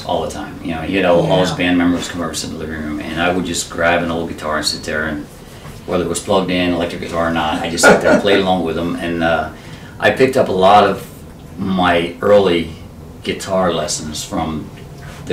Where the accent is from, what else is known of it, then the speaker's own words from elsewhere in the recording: Chester, Pennsylvania, United States; now in Delaware, United States; I was born in Chester, Pennsylvania